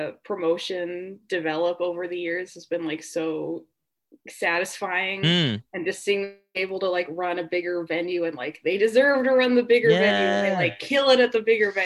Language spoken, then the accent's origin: English; Seattle, Washington, United States; moved away as an adult; now in Los Angeles, United States; I'm from the Seattle area originally, and I moved to LA about 4 years ago.